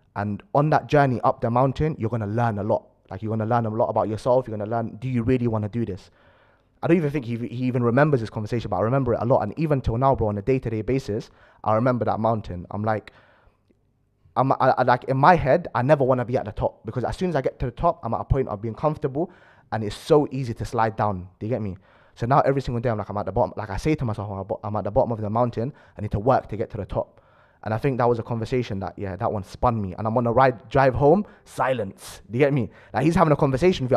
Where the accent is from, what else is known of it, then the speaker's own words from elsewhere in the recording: London, United Kingdom; we grew up in South Acton.